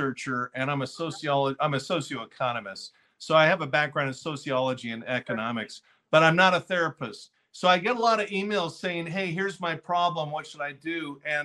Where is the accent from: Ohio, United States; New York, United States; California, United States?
California, United States; Fullerton; I grew up in Fullerton, a little town in Southern California